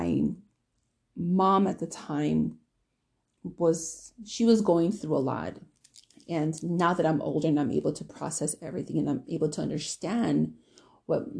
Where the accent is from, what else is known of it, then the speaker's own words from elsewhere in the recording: Milwaukee, Wisconsin, United States; growing up in Milwaukee, especially in the area where we lived